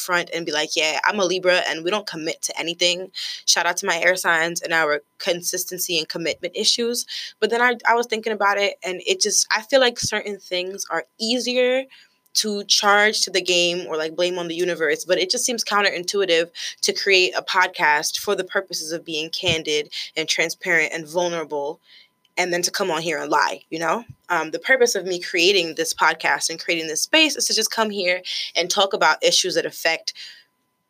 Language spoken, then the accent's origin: English; United States; I am a first-generation American. Both of my parents are from Haiti. I was born in the States